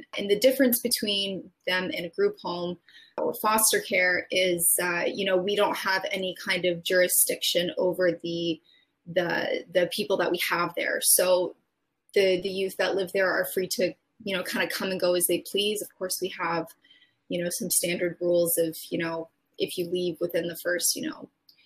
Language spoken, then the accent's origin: English; Belledune, New Brunswick, Canada; now in Greater Moncton area, Canada; growing up in Beldune, you know, to give personal example, we lived in Beldune.